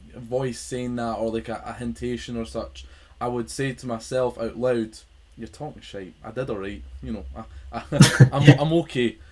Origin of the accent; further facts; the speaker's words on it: Scotland, United Kingdom; I am from Scotland